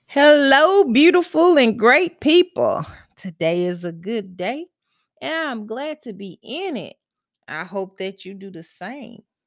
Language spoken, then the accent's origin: English; Mississippi, United States; now in Texas, United States; I am from Mississippi and I moved, I'm now in Texas, I'm still here